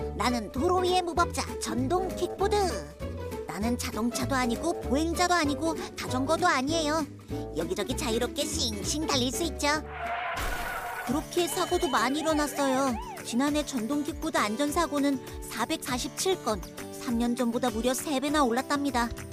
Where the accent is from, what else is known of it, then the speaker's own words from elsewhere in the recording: Mokpo, South Jeolla, South Korea; 1977년에 목포에서 태어났다라는 걸 쓰는데